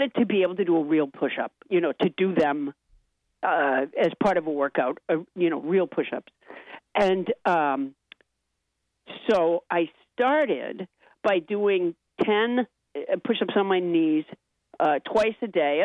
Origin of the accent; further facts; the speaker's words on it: Massachusetts, United States; also born or lived in Alabama; my parents moved to Massachusetts a month after I was born